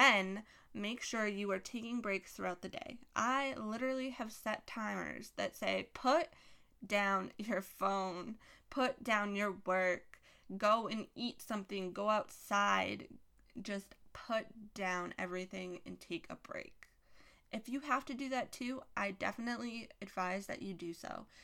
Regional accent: Massachusetts, United States; I'm from Massachusetts. I live in Massachusetts

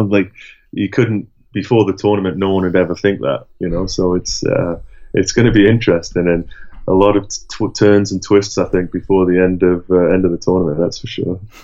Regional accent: Durham, North East England, United Kingdom; now in Sheffield, United Kingdom; I'm from Durham, which is in the northeast, and when I was growing up, it was either Sunderland or Newcastle

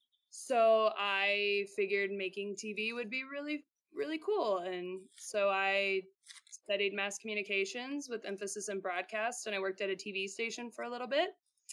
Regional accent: New York, United States; also born or lived in Seattle; now in Utah, United States; I'm from New York. I moved to Seattle and I worked with Seattle Rain under Laura, and did video there, and then moved to working with U.S. soccer youth national teams for a year, and then I moved to Utah.

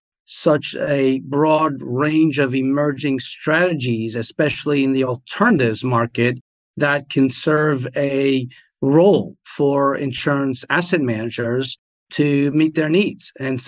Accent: France; also born or lived in Germany / New Jersey, United States; So I grew up in France, Germany, and New Jersey. We moved around a bit as a family.

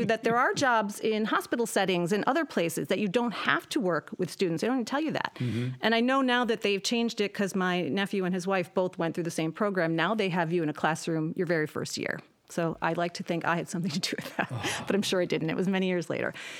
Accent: Depew, New York, United States; moved away as an adult; also born or lived in Cheektowaga, New York; I went to Depew High School

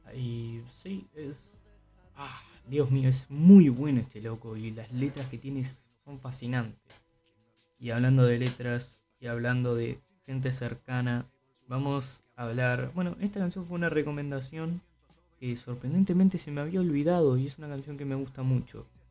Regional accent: Uruguay

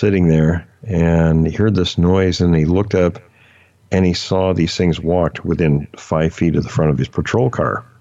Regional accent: near Mount Rainier, Washington, United States; a place I grew up fishing near Mount Rainier

